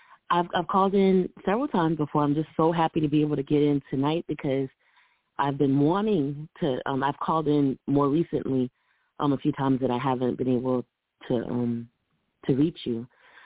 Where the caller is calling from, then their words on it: Columbia, South Carolina, United States; I'm calling in from Columbia, South Carolina.